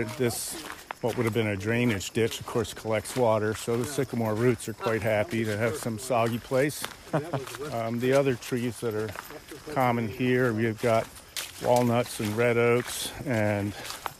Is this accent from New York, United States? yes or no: yes; Long Island, outside New York City, United States; also born or lived in Ohio; now in Western Pennsylvania, United States; I grew up outside New York City and in a place that doesn't really exist anymore. New York kind of ran over Long Island